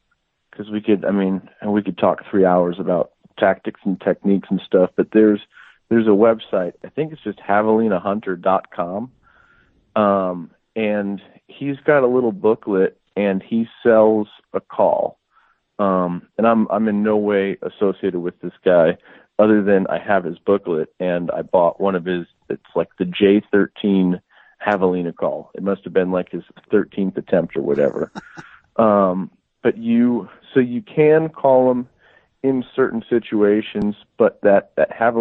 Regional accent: Midwest, United States; moved away as an adult; now in Arizona, United States; I grew up hunting in the Midwest, on a family plot of land that I still try to get back to and hunt every year

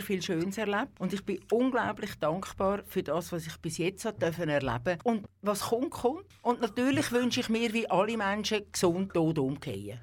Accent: Küsnacht, Zurich, Switzerland; Ich bin in Küsnacht am Zürichsee aufgewachsen, also äh, ja, auf die Welt gekommen und aufgewachsen

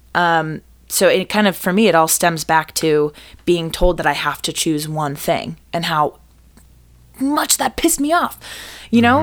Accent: Boston, Massachusetts, United States; also born or lived in New York / Fort Worth, Texas; now in Chicago, United States; I'm originally from the Boston area

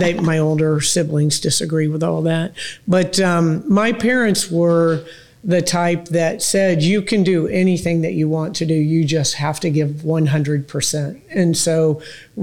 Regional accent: Tampa, Florida, United States; I grew up out in North Tampa

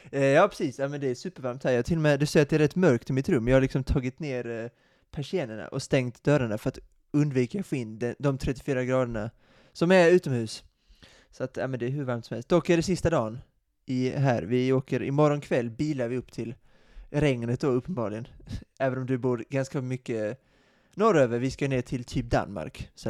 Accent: Sweden; Vi är ju svenskar, ja vi är svenskar.

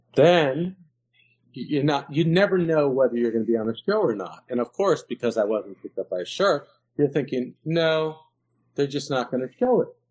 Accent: New York City, New York, United States; I grew up in New York

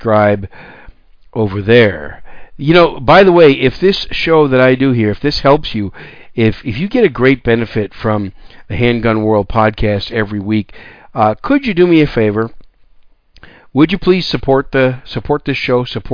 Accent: Wisconsin, United States; also born or lived in New York City, United States; now in San Antonio, United States; I was born in New York City, raised most of my young life in Wisconsin. I call Wisconsin home.

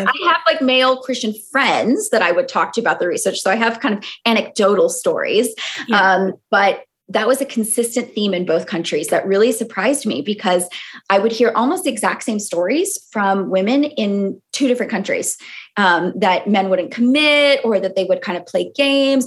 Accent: California, United States; moved away as an adult; also born or lived in Boston; now in London, United Kingdom; I grew up in California

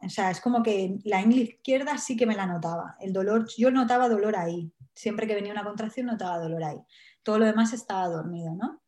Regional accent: Alicante, Valencian Community, Spain; now in Wales, United Kingdom; yo soy de Alicante, pero ahora estoy viviendo en Gales.

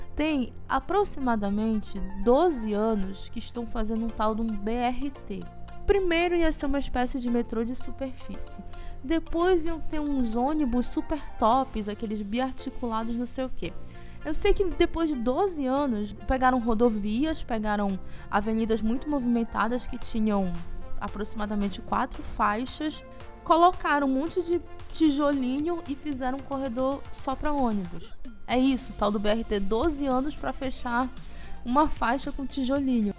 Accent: Belém, Pará, Brazil; moved away as an adult; now in Ananindeua, Brazil; Eu saí de Belém, mas eu tô morando na região metropolitana

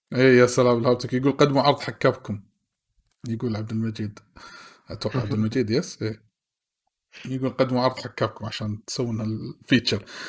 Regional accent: Kuwait; ديرتنا الكويت

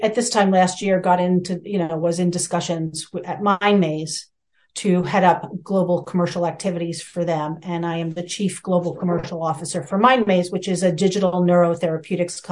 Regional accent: New York City, New York, United States; I grew up in New York City in the boroughs, staring at, you know, downtown Manhattan most of my life

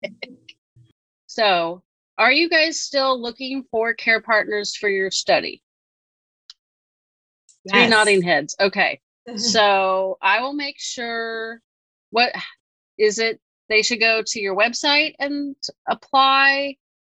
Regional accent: Northern California, United States; I'm from Northern California and I'm not that far from Berkeley

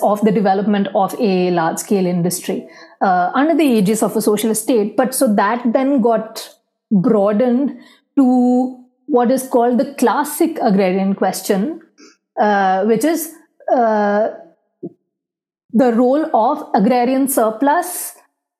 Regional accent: India; growing up in India, you see around you a lot of poverty, inequality

